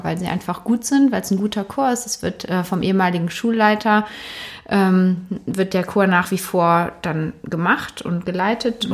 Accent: Cologne, North Rhine-Westphalia, Germany; also born or lived in Dormagen; Ich selbst bin aber allerdings in Wickendorf aufgewachsen

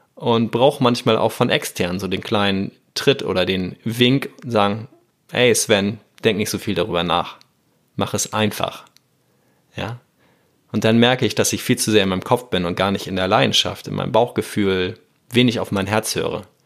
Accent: Hamburg, Germany; als Hamburger Nordlicht am Wasser

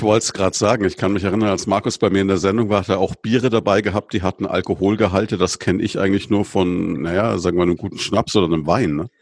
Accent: Würzburg, Bavaria, Germany; als Würzburger

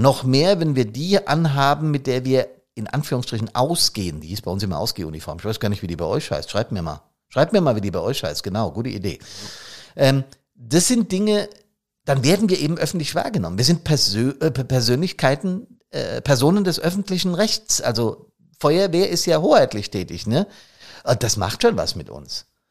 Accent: Hesse, Germany; accent: Hessisch; auf Hessisch

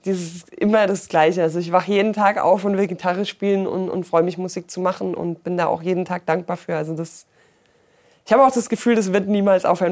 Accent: Ulm, Baden-Württemberg, Germany; now in Allgäu, Germany; komme gebürtig eigentlich aus Ulm

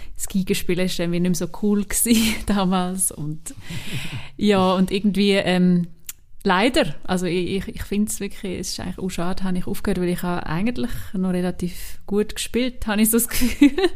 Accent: Switzerland; accent: Swiss German; first language Swiss German; so Schweizerdeutsch und auch Hochdeutsch, ja, wo es irgendwie meine Muttersprache ist

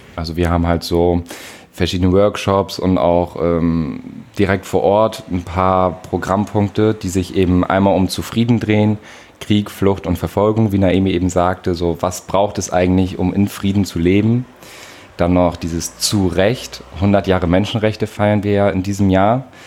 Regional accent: Nordenham, Lower Saxony, Germany; aus der Wesermarsch, Surprise, ähm, aus Nordenham-Blexen.

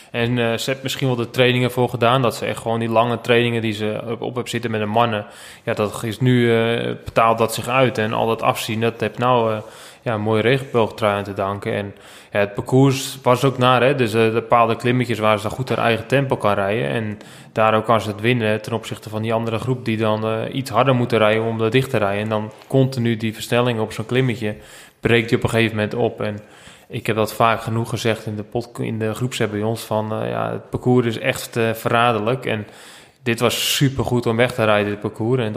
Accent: Netherlands

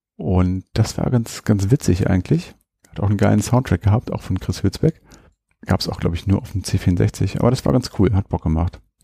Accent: Hanover, Lower Saxony, Germany; hier bei uns in Hannover

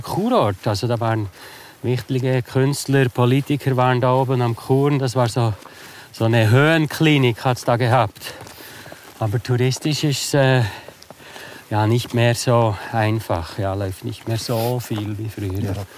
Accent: Interlaken, Bern, Switzerland; also born or lived in Beatenberg; Aufgewachsen bin ich eigentlich in Interlaken

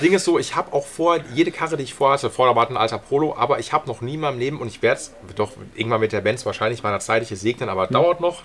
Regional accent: Essen, North Rhine-Westphalia, Germany; ich bin auch Essener

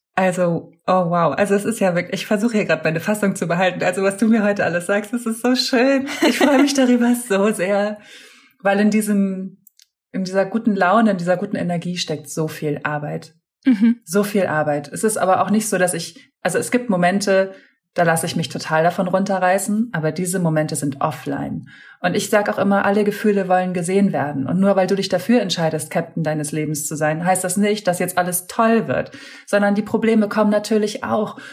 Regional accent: Hamburg, Germany; moved away as an adult; also born or lived in Berlin; ich komme gebürtig aus Hamburg, habe zu der Zeit auch in Hamburg gewohnt

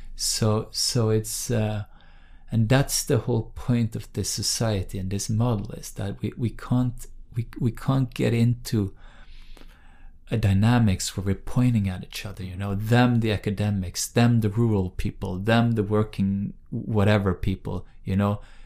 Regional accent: Bergen, Vestland, Norway; English is a second language; my hometown of Bergen on the West Coast

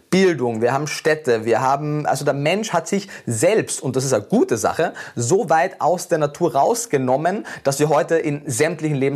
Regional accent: Carinthia, Austria; born there; ich war ja durchgehend in Österreich, ich bin in Kärnten geboren, habe dann äh, in Wien mein Studium gemacht

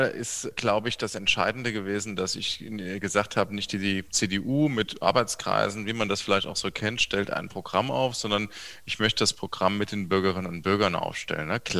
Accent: Saarbrücken, Saarland, Germany; born there; Ich bin in Saarbrücken geboren. Ich bin heute auch Saarbrücker Oberbürgermeister.

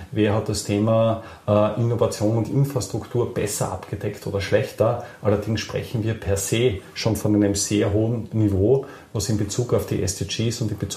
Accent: Austria; äh, ja, sehr selten als Österreicher das Erlebnis hat, möchte ich es trotzdem anführen.

